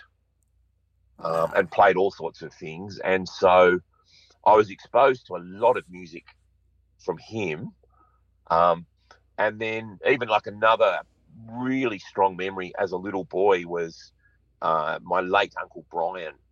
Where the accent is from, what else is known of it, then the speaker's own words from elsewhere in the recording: Sydney, New South Wales, Australia; I grew up in Sydney's North.